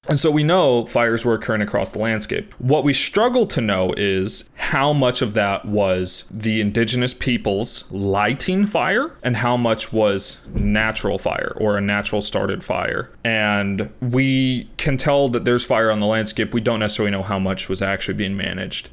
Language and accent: English; Southern California, United States; we grew up in Southern California